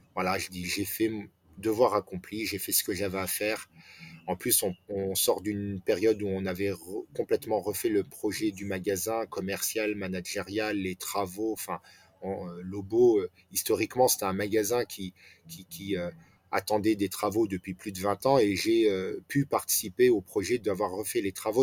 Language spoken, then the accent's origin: French; France; je suis né en France, j'ai grandi en France